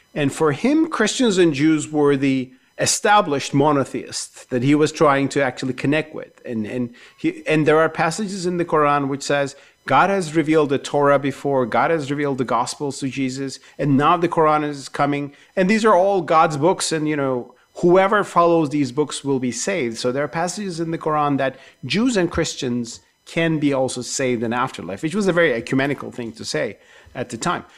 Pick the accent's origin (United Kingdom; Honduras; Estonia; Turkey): Turkey; I grew up in Turkey with the Uyghur cause.